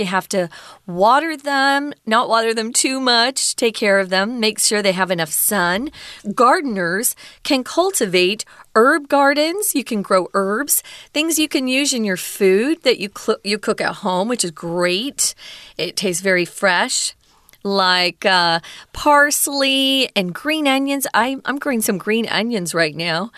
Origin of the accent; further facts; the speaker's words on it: Mesa, Arizona, United States; my hometown in Mesa